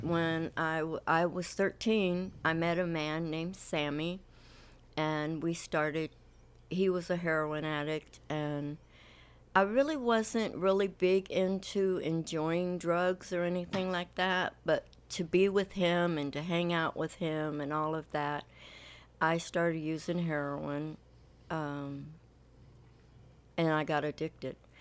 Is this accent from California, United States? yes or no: yes; Compton, California, United States; also born or lived in Lynwood, California; Well, I grew up in California. I'm from Linwood and Compton.